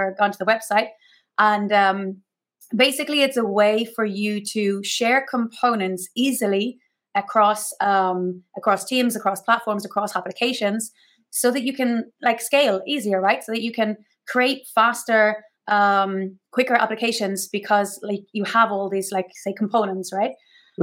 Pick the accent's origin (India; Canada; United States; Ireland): Ireland; now in Mallorca, Spain; I'm originally Irish